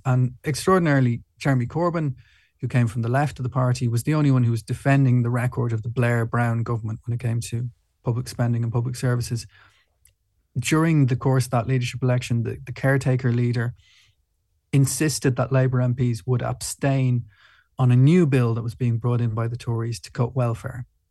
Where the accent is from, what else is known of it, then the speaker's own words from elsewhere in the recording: Ireland; I'm from Ireland